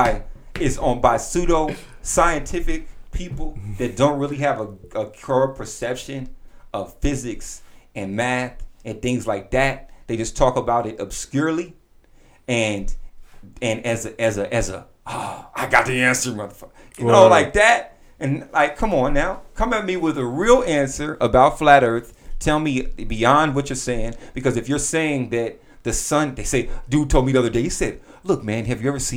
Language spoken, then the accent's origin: English; Southern California, United States; I grew up in Southern California